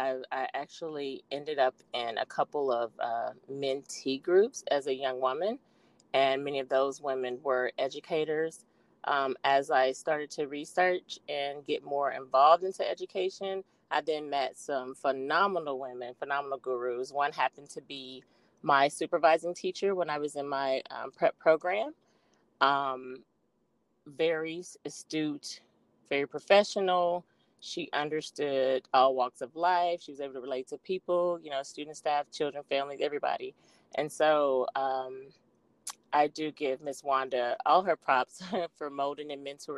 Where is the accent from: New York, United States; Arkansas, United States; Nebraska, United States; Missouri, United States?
Arkansas, United States; now in Texas, United States; I am originally from Arkansas. I currently reside in the great state of Texas